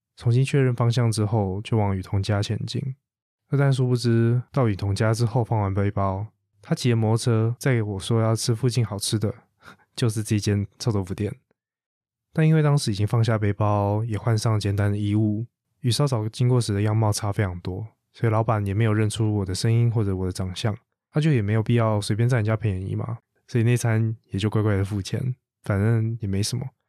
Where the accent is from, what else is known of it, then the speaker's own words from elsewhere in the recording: Taipei, Taiwan; 从小在台北生活长大的我